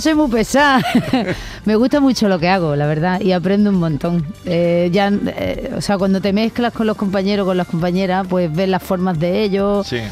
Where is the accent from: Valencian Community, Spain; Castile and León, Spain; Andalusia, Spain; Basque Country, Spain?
Andalusia, Spain; Málaga; soy de Málaga